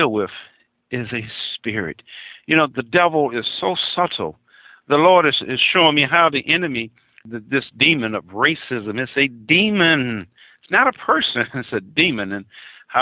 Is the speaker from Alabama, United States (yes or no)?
yes; Mobile, Alabama, United States; I'm originally from Mobile, Alabama